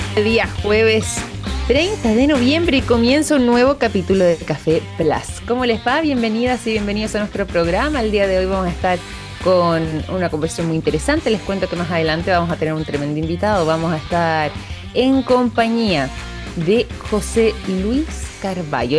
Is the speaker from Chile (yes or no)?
yes; Chile; nosotros como chilenos